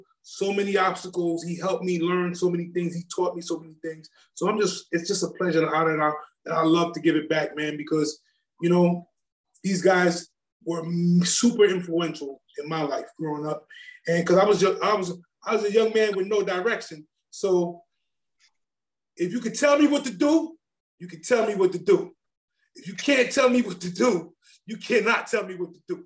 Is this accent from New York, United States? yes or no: yes; New York City, New York, United States; as a 18-year-old young man, you know, we're from Flatbush, Brooklyn